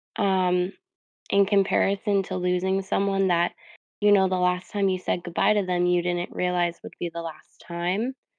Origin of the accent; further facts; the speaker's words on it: New York, United States; now in New Jersey, United States; I currently live in New Jersey, but I'm from New York